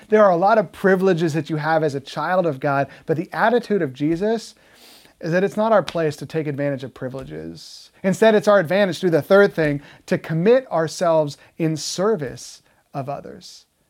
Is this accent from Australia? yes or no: no; United States; Americans love freedom, don't we? That's, that's like our thing. We are the land of the free.